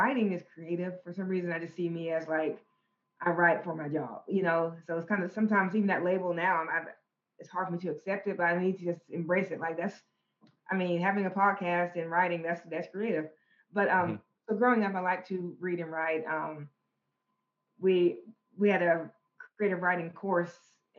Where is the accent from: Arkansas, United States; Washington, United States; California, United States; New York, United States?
Arkansas, United States; Conway County; also born or lived in Russellville, Arkansas; I grew up in Conway County in a small country town called Cinder Ridge.